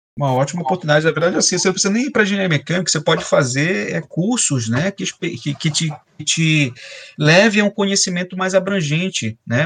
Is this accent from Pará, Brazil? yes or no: yes; Belém, Pará, Brazil; moved away as an adult; also born or lived in Macapá / São Luís / Rio de Janeiro / São Paulo; now in Espírito Santo, Brazil; eu sou paraense, né, eu sou de Belém do Pará, é, é, estou fora de Belém tem 20 anos